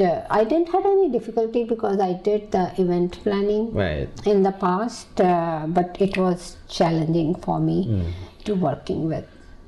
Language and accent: English; India; moved away as an adult; also born or lived in Kuwait; now in Philadelphia, United States; growing up in India, in my house, we never talked about Asian issues.